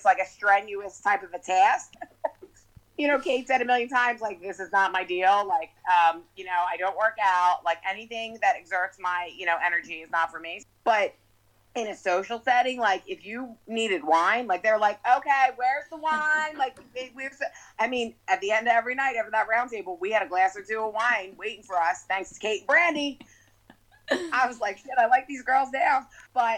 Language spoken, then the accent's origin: English; Philadelphia, Pennsylvania, United States; also born or lived in New Jersey; I'm from Philly, but grew up doing the summers in Jersey